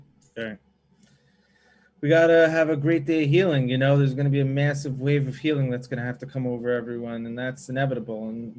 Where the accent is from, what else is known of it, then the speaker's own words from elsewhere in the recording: United States; I grew up in America. I went to public school.